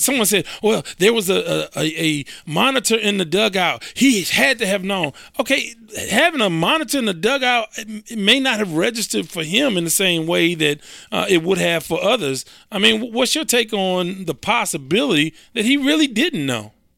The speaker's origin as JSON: {"language": "English", "town": "Houston", "region": "Texas", "country": "United States", "said": "I'm from the South Side, South Park, Texas."}